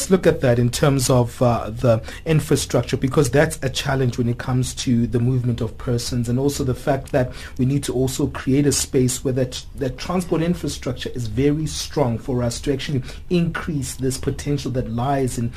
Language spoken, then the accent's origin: English; South Africa; as an African myself, or as a South African